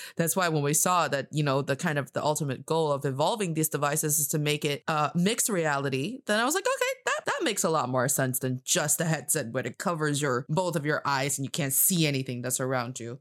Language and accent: English; China; I am from China, and I am talking to you from Beijing, China